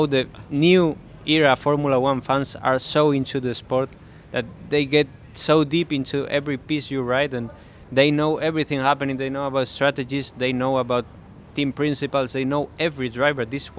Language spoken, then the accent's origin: English; Madrid, Community of Madrid, Spain; English is a second language; I'm from Madrid, so I'm not partial here.